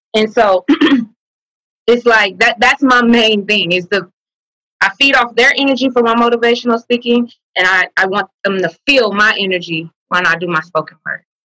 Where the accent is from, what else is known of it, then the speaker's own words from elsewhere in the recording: the Bay Area, California, United States; also born or lived in Vallejo; I'm from the Bay.